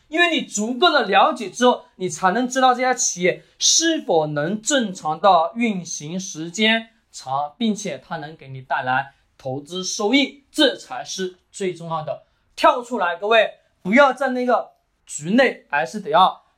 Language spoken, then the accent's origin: Chinese; China; 我们中国人的骨子里面也有一个思想